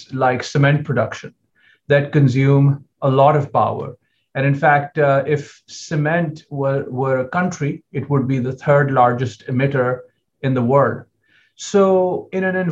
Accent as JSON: {"language": "English", "country": "United States", "said": "as an American"}